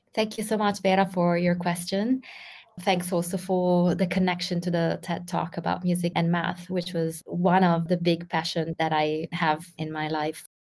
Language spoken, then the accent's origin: English; Russia; moved away as an adult; now in Milan, Italy; Originally, I'm from Russia, but currently I'm living in Milan